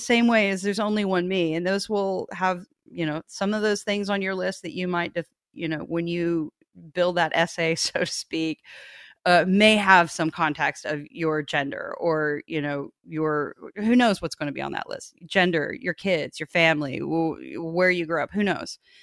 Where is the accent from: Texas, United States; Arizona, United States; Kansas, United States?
Kansas, United States; I grew up in Kansas